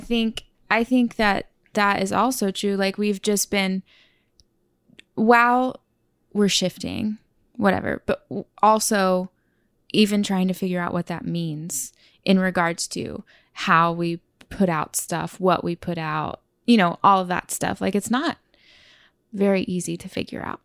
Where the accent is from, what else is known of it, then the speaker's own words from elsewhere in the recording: Oklahoma, United States; moved away as an adult; also born or lived in California / Tulsa; now in New York, United States; I was born in California, but I was raised in Oklahoma.